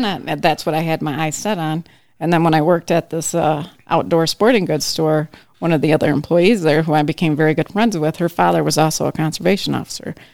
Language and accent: English; Traverse City, Michigan, United States; I grew up in Traverse City